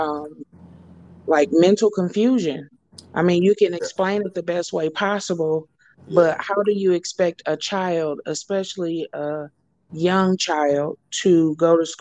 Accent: Flint, Michigan, United States; now in Arlington, United States; I am from Arlington, Texas, by way of Flint, Michigan

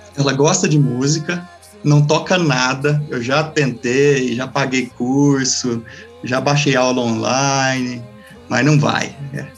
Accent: Quirinópolis, Goiás, Brazil; Eu sou natural daqui de Quirinópolis, Goiás

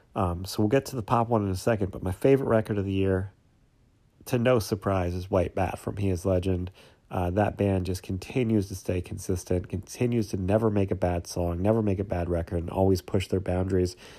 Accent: Pennsylvania, United States; I'm from Pennsylvania

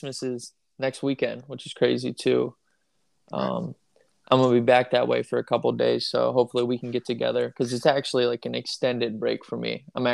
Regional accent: Farrell, Pennsylvania, United States; moved away; also born or lived in Erie, Pennsylvania; I'm from Farrell, Pennsylvania

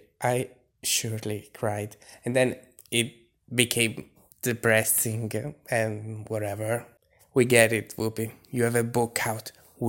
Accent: Italy; I'm from Italy

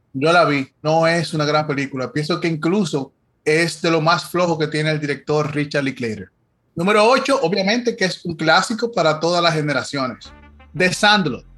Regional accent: Dominican Republic; nosotros como dominicanos

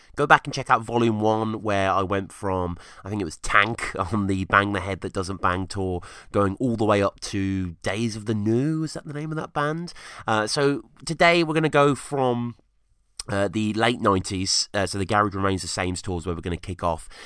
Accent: England, United Kingdom; growing up in England

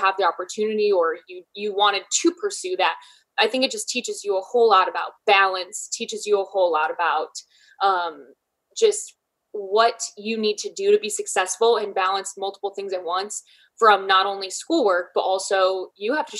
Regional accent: Michigan, United States; now in Columbus, United States; I'm from Michigan, but I live in Columbus, Ohio.

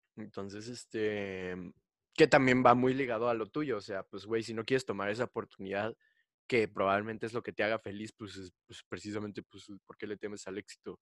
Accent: Mexico; yo soy de México

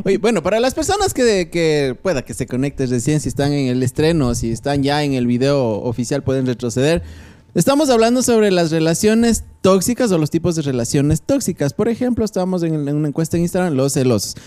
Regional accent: Ecuador; así somos los ecuatorianos.

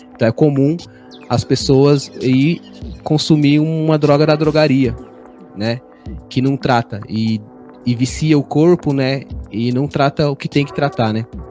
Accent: Vazante quilombola community, near Seabra, Bahia, Brazil; now in Taboão da Serra, Brazil; tenho origem na comunidade quilombola da Vazante, próximo de Seabra, na Bahia

